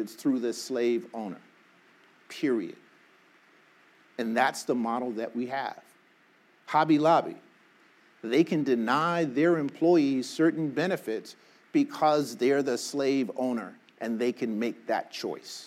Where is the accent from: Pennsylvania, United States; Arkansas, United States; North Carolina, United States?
Arkansas, United States; now in Los Angeles, United States; I was born in Arkansas